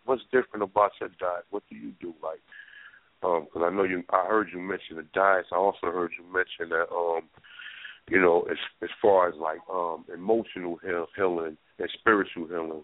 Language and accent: English; North New Jersey, United States; I'm from North New Jersey